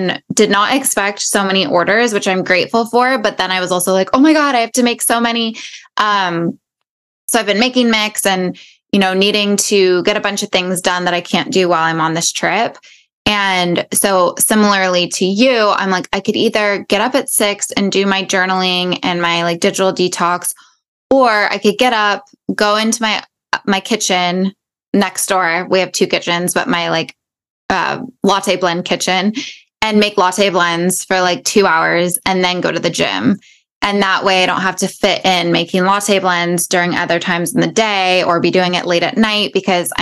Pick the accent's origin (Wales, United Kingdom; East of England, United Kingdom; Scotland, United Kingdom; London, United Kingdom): London, United Kingdom; moved away; We both were born and raised in London